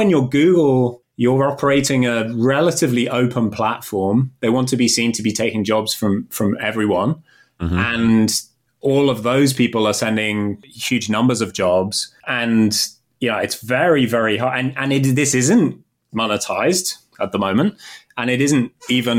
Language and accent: English; United Kingdom; moved away as an adult; now in Chicago, United States